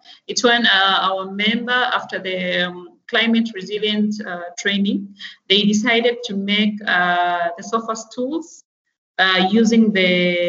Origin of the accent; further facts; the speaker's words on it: Tanzania; in Tanzania, we believe in working together.